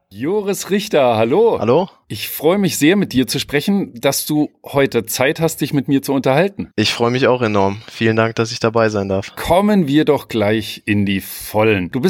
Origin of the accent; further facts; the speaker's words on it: Peine, Lower Saxony, Germany; Ich komme aus Peine in der Nähe von Hannover.